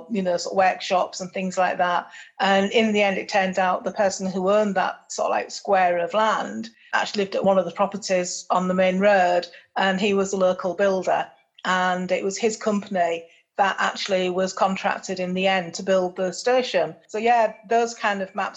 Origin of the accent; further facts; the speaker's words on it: Hull, Yorkshire and the Humber, United Kingdom; Hull, which is my hometown